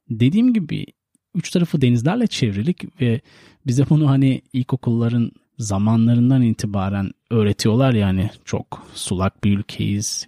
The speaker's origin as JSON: {"language": "Turkish", "country": "Turkey"}